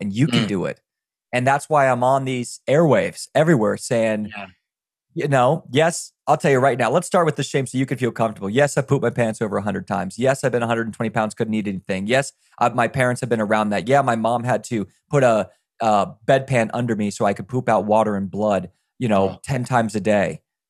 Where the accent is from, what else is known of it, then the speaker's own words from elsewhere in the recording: Virginia, United States; I grew up in Virginia in the middle of the woods where I don't know where you're from, Scott, but I'm from the woods, dude.